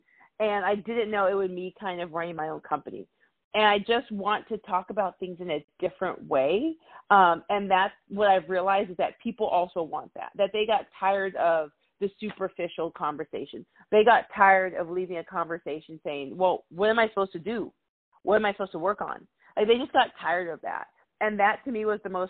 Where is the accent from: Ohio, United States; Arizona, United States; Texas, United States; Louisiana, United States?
Arizona, United States; moved away as an adult; also born or lived in Alabama; I grew up in Arizona, so I grew up in a majority-minority city.